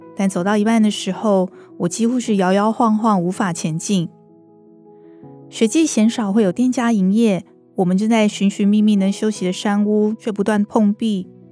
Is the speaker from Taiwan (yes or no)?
yes; Taipei, Taiwan; 我是台北人，出生在双连站的马偕医院，幼稚园、国小、国中、高中、大学，连工作都没有离开台北这个城市，是大家口中死天龙国的那种台北人